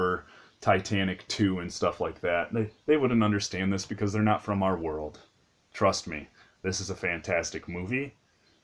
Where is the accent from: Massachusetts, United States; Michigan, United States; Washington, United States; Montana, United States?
Michigan, United States; Detroit; I'm from the Detroit area.